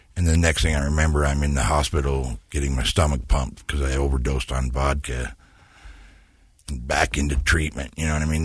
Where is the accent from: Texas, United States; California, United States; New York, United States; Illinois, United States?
California, United States; San Diego; also born or lived in Ogden, Utah; when I was real young, my mom and dad moved us to San Diego, and I grew up in San Diego